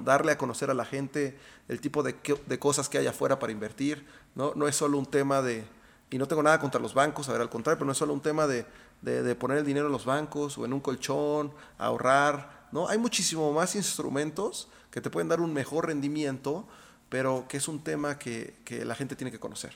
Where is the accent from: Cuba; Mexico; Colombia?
Mexico; also born or lived in Austin, Texas; yo crecí aquí en México